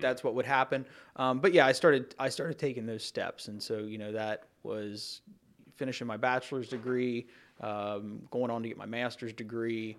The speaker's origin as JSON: {"language": "English", "area": "Campbell County", "region": "Kentucky", "country": "United States", "tie": "born or raised there", "said": "growing up in Campbell County, you know, most of my friends lived here when I was a kid growing up"}